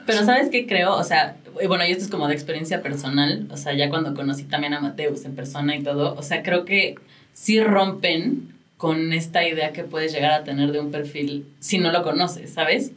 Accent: Mexico; como mexicanos lo hemos tenido que ir aprendiendo

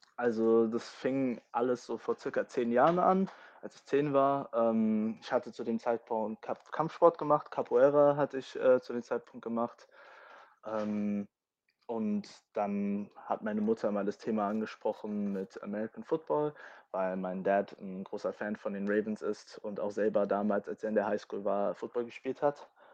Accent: Germany; first language English; also born or lived in London, United Kingdom; ich bin hier geboren und habe auch den größten Teil meines Lebens auch hier in Deutschland verbracht

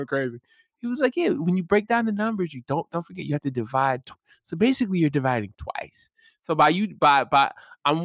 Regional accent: New York, United States; when I was growing up, I grew up in New York

